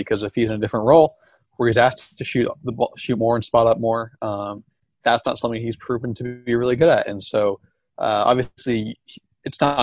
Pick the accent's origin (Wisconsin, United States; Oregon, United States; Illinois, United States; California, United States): Oregon, United States; Portland; I'm from Portland.